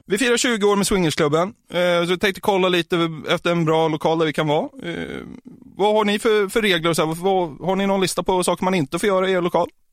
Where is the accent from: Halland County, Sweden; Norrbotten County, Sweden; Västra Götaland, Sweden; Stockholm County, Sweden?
Stockholm County, Sweden; outside Norrtälje; utanför Norrtälje så finns det, ett, där, där jag kommer ifrån